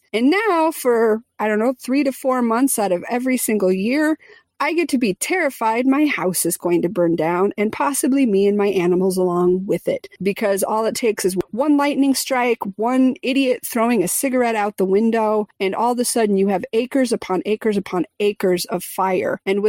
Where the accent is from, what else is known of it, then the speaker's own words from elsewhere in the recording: Midwest, United States; I grew up in the Midwest in the tornado belt.